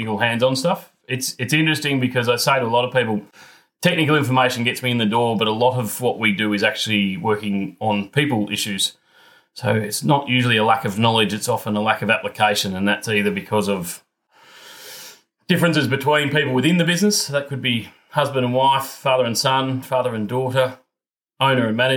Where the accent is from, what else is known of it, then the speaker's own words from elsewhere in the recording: Geelong, Victoria, Australia; I grew up in Geelong, so not on a farm.